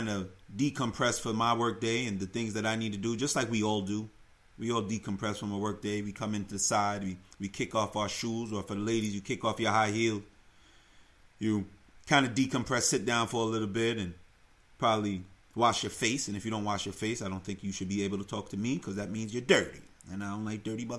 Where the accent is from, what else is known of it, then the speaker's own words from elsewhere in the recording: Uniondale, New York, United States; moved away as an adult; now in California, United States; I grew up on Long Island, Uniondale, to be exact, town of Hempstead